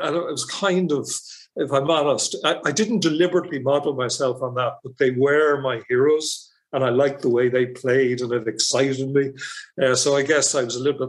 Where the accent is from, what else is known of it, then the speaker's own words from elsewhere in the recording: Dublin, Leinster, Ireland; also born or lived in Leeds; I'm from Harold's Cross in Dublin 6